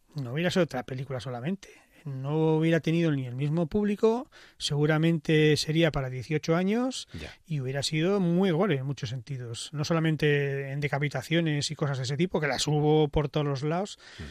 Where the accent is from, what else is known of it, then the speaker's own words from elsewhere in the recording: Basque Country, Spain; soy vasco